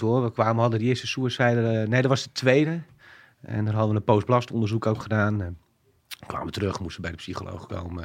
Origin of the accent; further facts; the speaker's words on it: Alphen aan den Rijn, South Holland, Netherlands; inmiddels 40 jaar, eh, geboren in Alphen aan de Rijn.